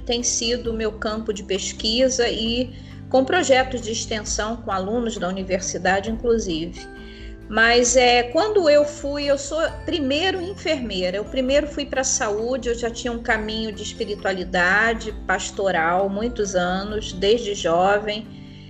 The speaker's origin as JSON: {"language": "Portuguese", "region": "Rio de Janeiro", "country": "Brazil", "lives_now": "Macaé, Brazil", "said": "sou do Rio de Janeiro, mas moro na cidade de Macaé"}